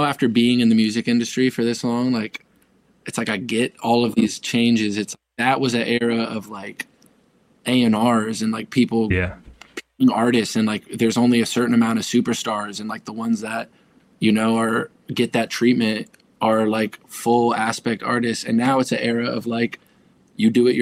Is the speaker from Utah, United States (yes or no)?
no; Fairfax County, Northern Virginia, United States; moved away as an adult; also born or lived in Dallas, Texas / Cincinnati, Ohio; now in Los Angeles, United States; I grew up in Fairfax County, which is like, it's like 30 minutes south of DC